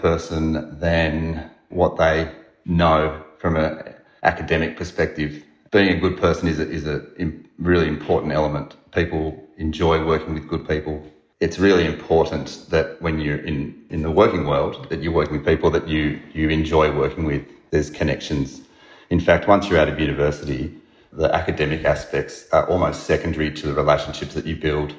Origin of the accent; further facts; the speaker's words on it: Melbourne, Victoria, Australia; I came from the Bayside area